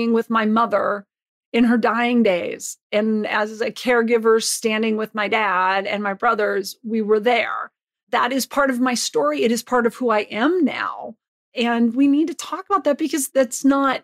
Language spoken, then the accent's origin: English; Butte, Montana, United States; I grew up in Butte, Montana